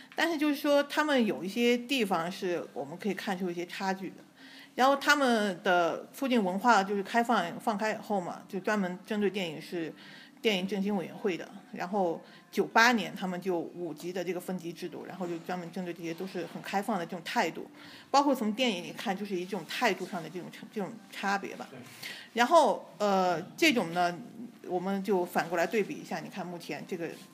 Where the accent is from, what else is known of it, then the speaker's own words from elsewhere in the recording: China; 我们从小都是内地长大